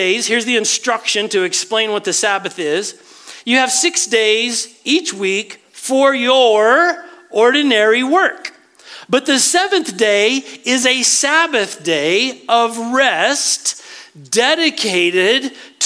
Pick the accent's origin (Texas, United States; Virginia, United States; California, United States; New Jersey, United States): Texas, United States; West; I was raised in West Texas